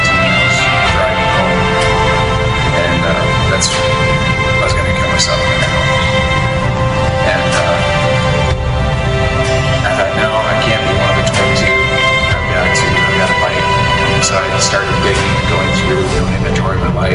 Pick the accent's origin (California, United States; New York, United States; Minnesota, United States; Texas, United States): Minnesota, United States; Brook Park; also born or lived in Hinckley, Minnesota; grew up in for 7 years in a small town, Brook Park, and then we moved to the bigger town of Hinckley, all of 900 people.